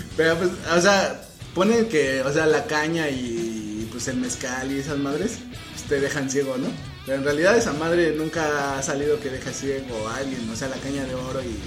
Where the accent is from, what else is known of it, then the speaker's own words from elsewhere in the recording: Mexico; aquí en México sí tomamos mucha cerveza